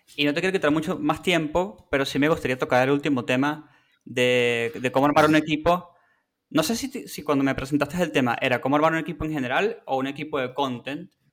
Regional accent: Venezuela; now in Argentina; Yo soy de Venezuela

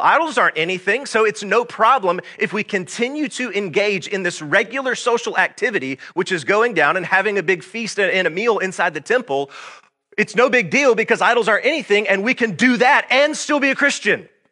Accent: Georgia, United States; I was born and raised right here in Georgia

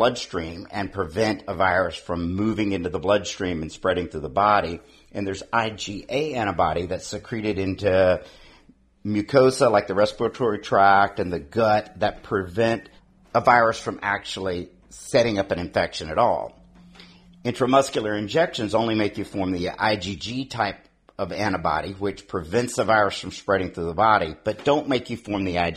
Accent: Louisiana, United States; now in Pennsylvania, United States; My home state of Louisiana

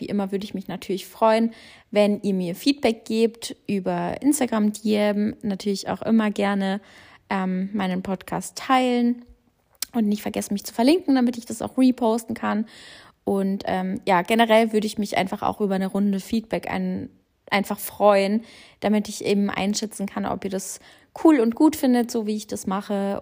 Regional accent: Germany; also born or lived in Australia; ich bin natürlich den größten Teil meines Lebens in Deutschland aufgewachsen

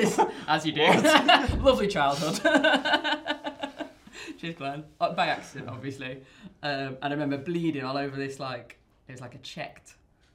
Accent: Barton-upon-Humber, Yorkshire and the Humber, United Kingdom; now in Wales, United Kingdom; I'm from North Lincolnshire

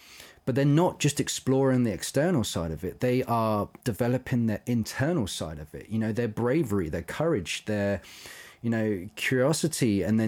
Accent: London, United Kingdom; But now I've been growing up around London. I don't live far from it.

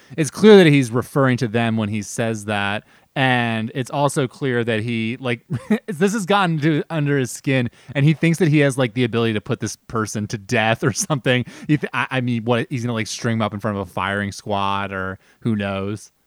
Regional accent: New Jersey, United States; now in Washington, D.C., United States; Dan and I are New Yorkers, or, you know, we're from Jersey, but we're, like, tri-state area people. And we grew up with Rudy

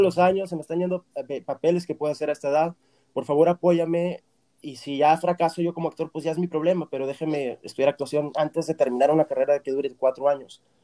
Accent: Torreón, Coahuila, Mexico; moved away as an adult; also born or lived in Argentina / Virginia, United States; now in Los Angeles, United States; yo estoy fuera de Torreón 20 años exactamente, porque yo me fui en el 2001 de Torreón

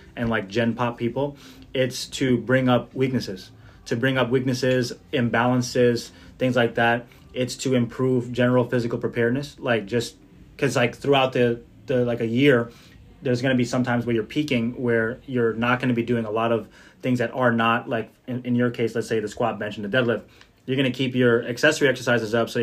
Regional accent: Jersey City, New Jersey, United States; my hometown of Jersey City

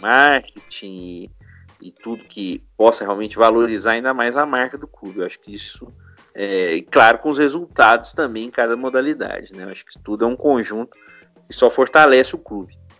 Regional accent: São Paulo, Brazil; now in Minas Gerais, Brazil; eu nasci em São Paulo, mas eu moro aqui há muito tempo em Minas.

